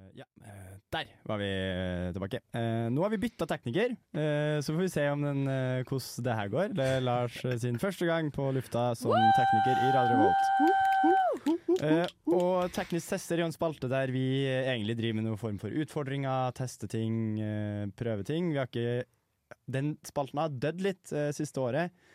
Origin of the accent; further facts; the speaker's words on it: Trøndelag, Norway; Jeg er jo trønder